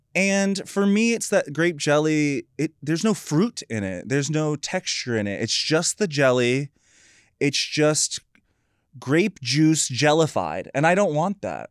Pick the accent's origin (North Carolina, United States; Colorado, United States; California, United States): North Carolina, United States; I grew up in North Carolina.